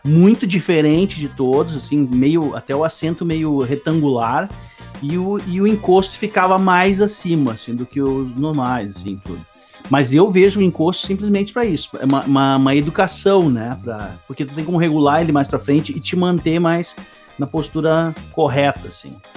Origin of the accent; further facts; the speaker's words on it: Serra Gaúcha, Rio Grande do Sul, Brazil; also born or lived in Novo Hamburgo / Porto Alegre; now in Cachoeirinha, Brazil; Nasci em Novo Hamburgo, fui criado na Serra Gaúcha e depois vim para Porto Alegre em 2001